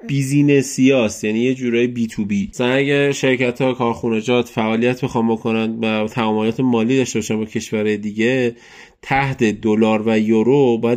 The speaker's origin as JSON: {"language": "Persian", "country": "Iran", "said": "هر جوری هر حساب کنی بتونه بفهمه که ما از ایرانیم"}